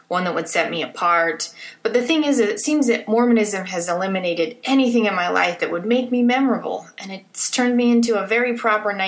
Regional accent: Salt Lake City, Utah, United States; I grew up in Salt Lake. I went to the same high school that my parents went to.

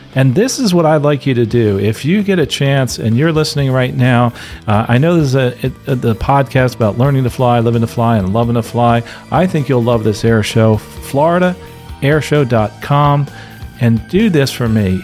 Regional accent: Philadelphia, Pennsylvania, United States; Denise and I are both from Philadelphia. I was born in the Philadelphia Naval Hospital

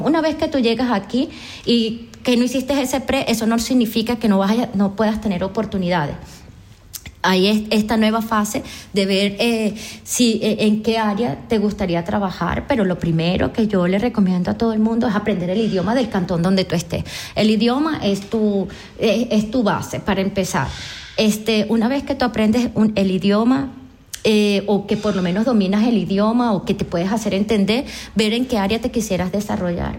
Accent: Araure, Portuguesa, Venezuela; moved away; una venezolana, vengo de Portuguesa, de Araure

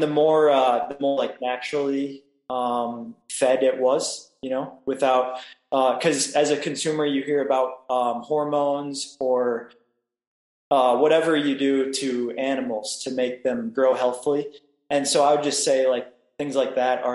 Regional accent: Cedar Rapids, Iowa, United States; moved away as an adult; now in Mazatlan, Mexico; I'm from Cedar Rapids

